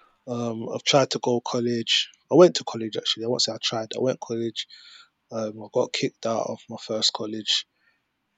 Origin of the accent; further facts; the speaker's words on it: London, United Kingdom; also born or lived in Peckham; I grew up in Brixton